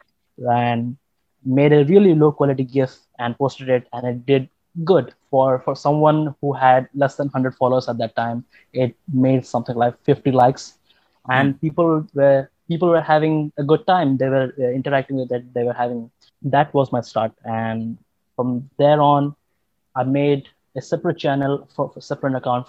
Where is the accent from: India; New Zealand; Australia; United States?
India; I'm from India